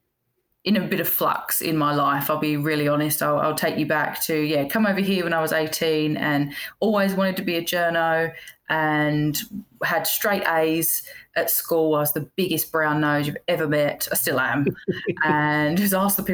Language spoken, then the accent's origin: English; England, United Kingdom; I'm English